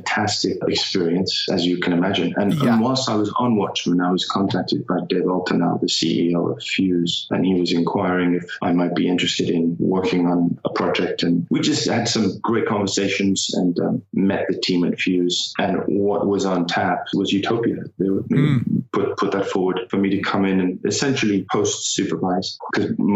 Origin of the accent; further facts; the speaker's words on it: Hertfordshire, East of England, United Kingdom; moved away as an adult; also born or lived in Blackburn, Lancashire / Los Angeles, United States; now in United States; Born in Blackburn, Lancashire, but I only lived there for the 6 weeks. I was raised in Hertfordshire.